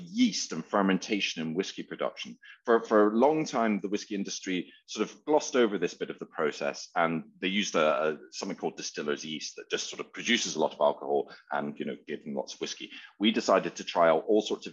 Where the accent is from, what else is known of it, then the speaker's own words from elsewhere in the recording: Edinburgh, Scotland, United Kingdom; now in London, United Kingdom; My business partner and I, lifelong friends, known each other since we were four, and we grew up in Edinburgh together. We ended up in London